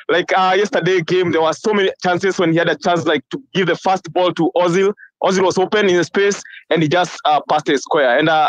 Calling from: Seattle, Washington, United States; I'm from Seattle.

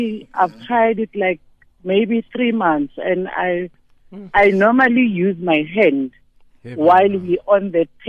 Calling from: Alexandra, Gauteng, South Africa; I'm calling from Alexandra.

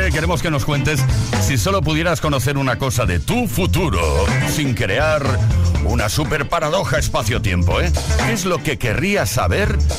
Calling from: Barcelona, Catalonia, Spain; de Barcelona.

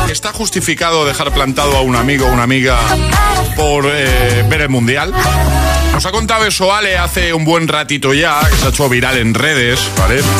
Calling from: Valencia, Valencian Community, Spain; de Valencia.

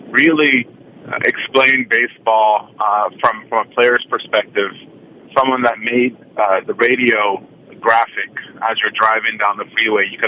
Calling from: Oakland, California, United States; from Oakland.

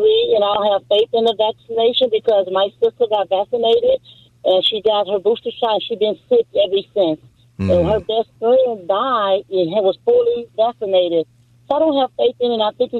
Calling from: San Dimas, California, United States; I'm calling from San Dimas.

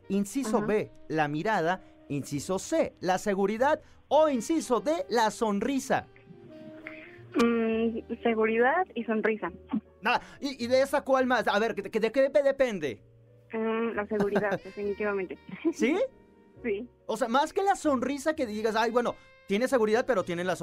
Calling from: Mexico City, Mexico; De la Ciudad de México.

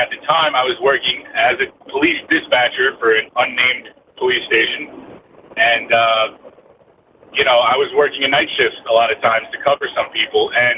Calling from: Bergen County, New Jersey, United States; I'm calling from Bergen County, New Jersey.

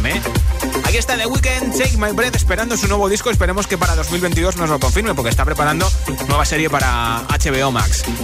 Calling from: Aranjuez, Community of Madrid, Spain; Hola, Josué … de Aranjuez y estas navidades eh, lo que voy a hacer es

